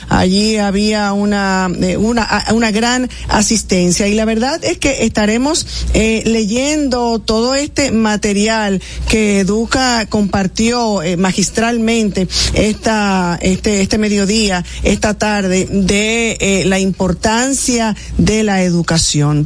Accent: Dominican Republic; experimentamos todos como, como dominicanos

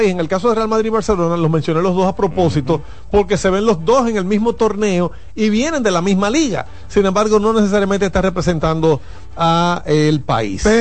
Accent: Dominican Republic; Los dos, los dos, porque somos dominicanos y liceístas.

